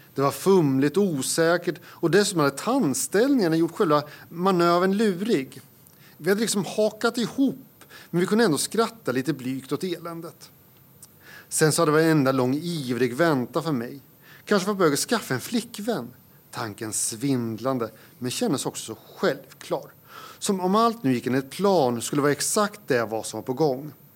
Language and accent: Swedish; Södermanland, Sweden; moved away as an adult; also born or lived in Uppsala; sörmlänning i exil i Uppland i 20 år. Mm. Sen så återvände jag